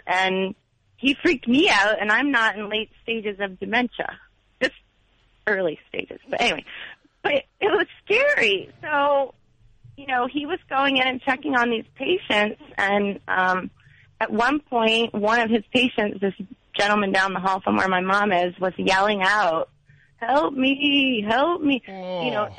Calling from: Orlando, Florida, United States

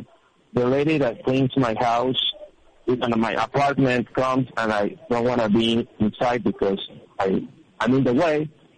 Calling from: Mexico City, Mexico; Mexico City.

